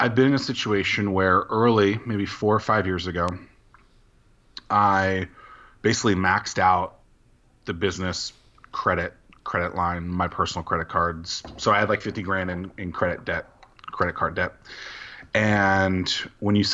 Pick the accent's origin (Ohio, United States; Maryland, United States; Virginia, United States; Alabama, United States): Virginia, United States; Norfolk; Southeastern Virginia. So Norfolk, Virginia is the specific city, about 20 minutes from Virginia Beach